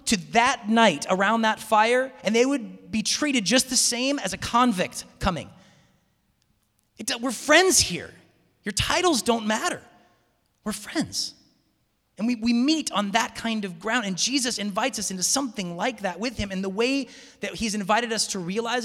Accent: Seattle, Washington, United States; moved away as an adult; also born or lived in Tacoma; I'm hail from Seattle

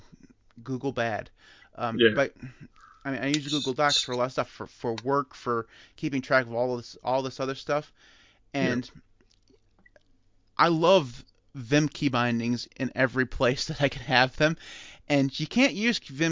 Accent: United States; I'm American

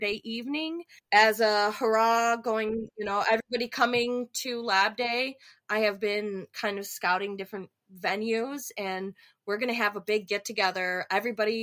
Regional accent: Buffalo, New York, United States; moved away; We're from Buffalo

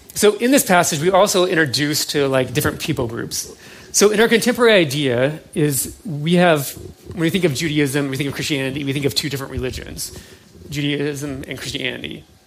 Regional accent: United States; who we are somewhat as an American

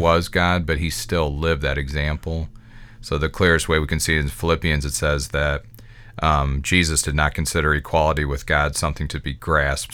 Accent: Midwest America, United States; I can only speak as an American. That's my context, a Midwest American.

